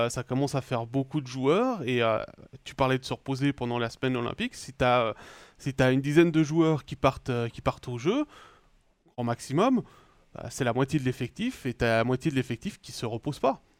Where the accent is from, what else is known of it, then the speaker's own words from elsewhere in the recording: Switzerland; David et moi, on peut y aller sans problème, puisqu'on est suisse.